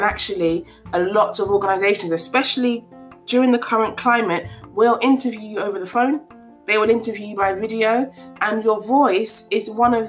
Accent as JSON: {"language": "English", "country": "Ghana", "first_language": "Twi", "second_language": "English", "said": "I do understand my mother tongue, which is Chui, and my husband's mother tongue, which is Ga. Those are the two of the biggest languages in Ghana."}